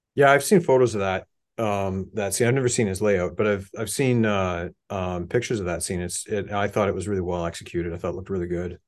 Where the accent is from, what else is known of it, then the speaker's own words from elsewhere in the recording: Hamilton, Ontario, Canada; I grew up in Hamilton